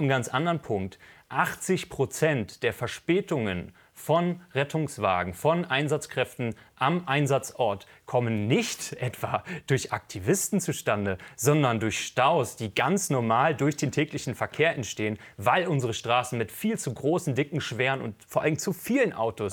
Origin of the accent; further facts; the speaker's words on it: Berlin, Germany; als Berliner